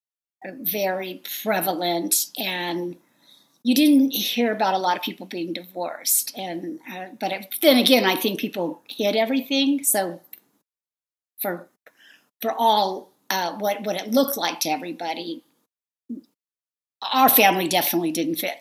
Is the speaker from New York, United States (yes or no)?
no; San Fernando Valley, Southern California, United States; accent: Valley girl; I grew up in the in Southern California, mostly all over the San Fernando Valley